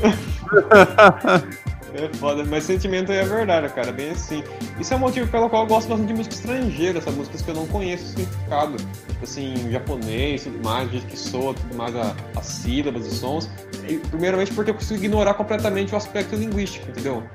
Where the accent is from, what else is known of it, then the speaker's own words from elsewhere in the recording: Brazil; a gente é brasileiro